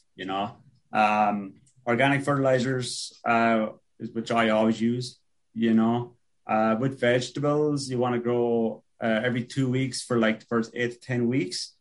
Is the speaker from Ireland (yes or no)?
yes; Ireland; also born or lived in Oregon; now in Buffalo, United States; growing up in Ireland, there was always this hazy, just constant hazy rain